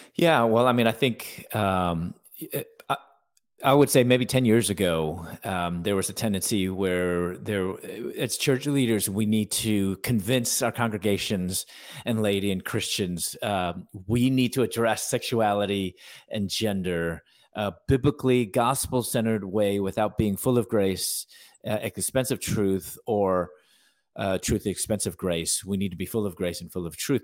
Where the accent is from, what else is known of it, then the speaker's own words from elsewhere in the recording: Chicago, Illinois, United States; moved away as an adult; also born or lived in Louisville, Kentucky / Atlanta, Georgia; I'm from Chicago. I w, I was born there.